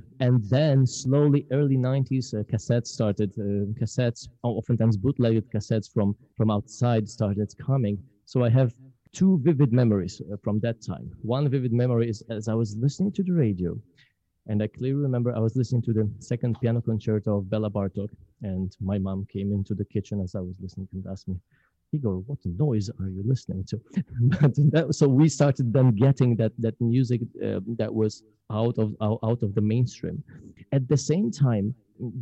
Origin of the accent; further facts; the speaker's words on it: Poland; English is a second language; moved away as an adult; now in Mississippi, United States; growing up in Poland